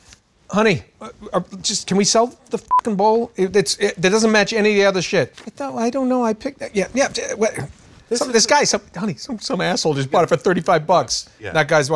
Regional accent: New Haven, Connecticut, United States; I was born in Connecticut.

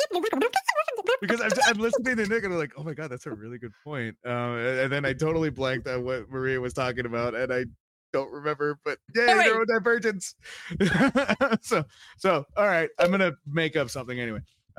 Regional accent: United Kingdom; We just will it back on. I'm fucking British.

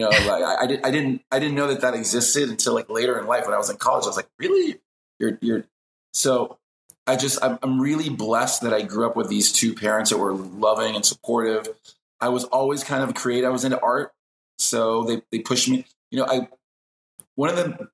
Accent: Miami, Florida, United States; also born or lived in New York / Denmark; I'm born and raised in Miami. My parents are born in Cuba.

